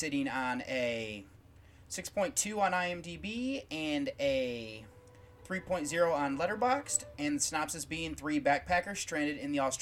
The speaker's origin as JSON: {"language": "English", "country": "United States", "said": "as an American"}